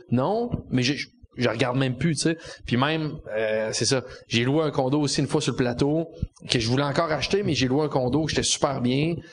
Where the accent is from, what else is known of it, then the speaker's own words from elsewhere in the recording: Quebec City, Quebec, Canada; moved away as an adult; now in Montreal, Canada; je viens de Québec